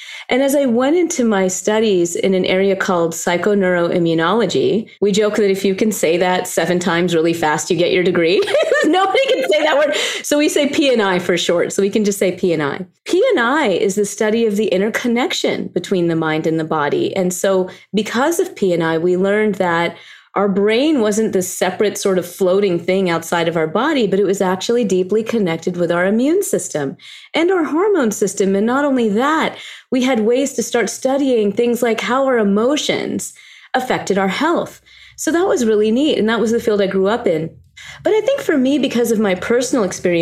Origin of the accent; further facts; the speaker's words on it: the South, United States; I was born and raised in the South